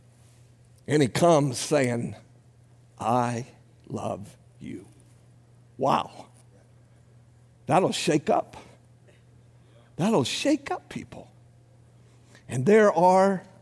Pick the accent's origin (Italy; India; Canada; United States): United States; Some of us Americans